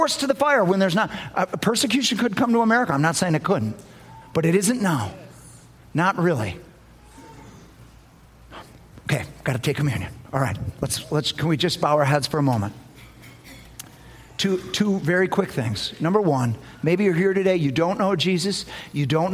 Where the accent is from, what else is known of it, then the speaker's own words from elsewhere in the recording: United States; I'm American. Nobody's more American than me.